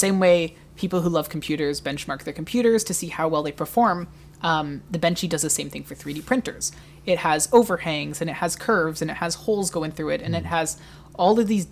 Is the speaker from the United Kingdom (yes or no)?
no; Canada; as a Canadian